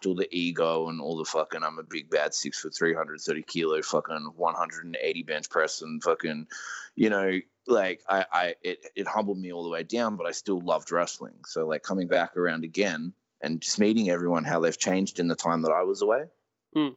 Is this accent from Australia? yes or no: yes; Australia